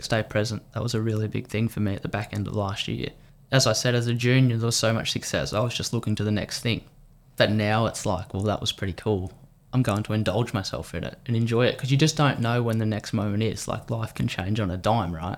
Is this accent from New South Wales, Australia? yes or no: no; Victoria, Australia; as an Australian